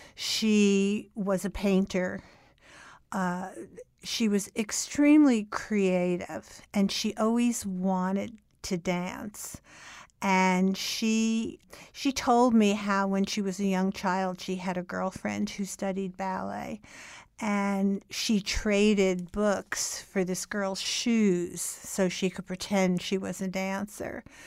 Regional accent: Newark, New Jersey, United States; moved away as an adult; also born or lived in New York; I grew up in Newark, New Jersey, and I lived there until I was twenty-four years old

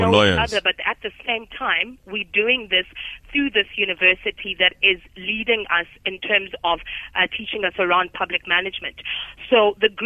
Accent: South Africa; we as South African fellows

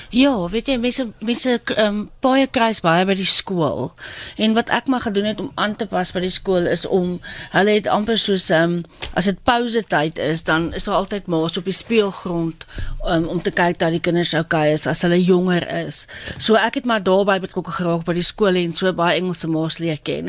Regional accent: South Africa; moved away as an adult; now in London, United Kingdom; waar ons vandaan kom

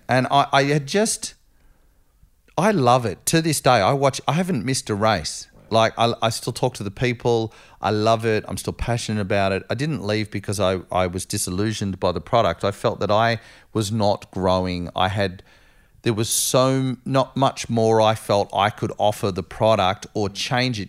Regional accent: Australia; being Aussie

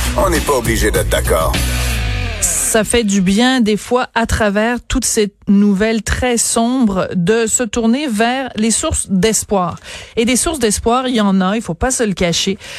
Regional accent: Quebec, Canada; chez nous au Québec

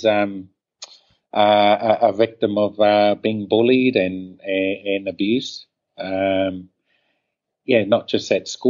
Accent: Auckland, New Zealand; Growing up in Auckland, New Zealand

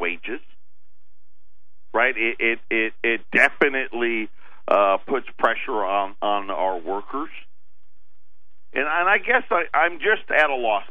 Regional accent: Jamesville, New York, United States; I was born and raised in Syracuse, New York, a little town called Jamesville

